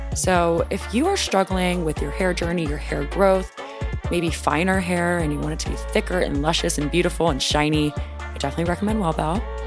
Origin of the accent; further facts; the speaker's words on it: South Louisiana, United States; also born or lived in New York; now in Washington, D.C., United States; I grew up in South Louisiana